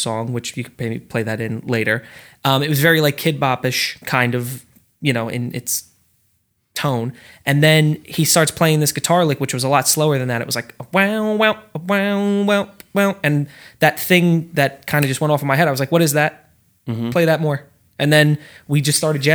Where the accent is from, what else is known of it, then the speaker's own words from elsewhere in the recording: New Jersey, United States; We're from New Jersey.